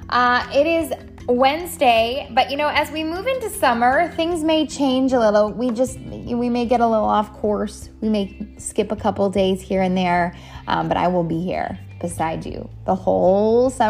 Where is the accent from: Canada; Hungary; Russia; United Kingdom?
Canada; also born or lived in San Diego, United States; now in South Carolina, United States; I live in South Carolina, born and raised in Canada. Uh, have been migrating my whole life and then somehow migrated really east. Um, I spent the majority of my years in San Diego, California, and now we reside in the beautiful state of South Carolina.